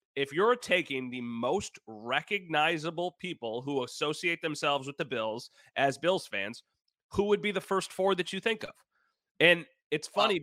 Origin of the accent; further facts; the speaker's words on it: Wheatfield, New York, United States; now in Grand Island, United States; I'm from Wheatfield, so a very different, you know, place to grow up